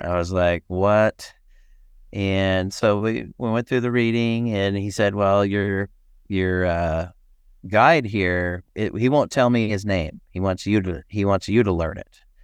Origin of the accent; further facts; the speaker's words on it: Boise, Idaho, United States; now in Port Gamble, United States; I grew up in Boise, Idaho